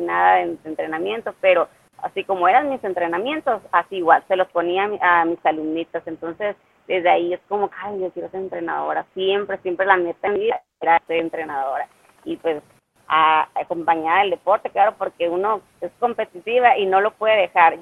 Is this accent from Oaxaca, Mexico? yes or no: no; Ciudad Obregón, Sonora, Mexico; Soy de Ciudad Obregón, Sonora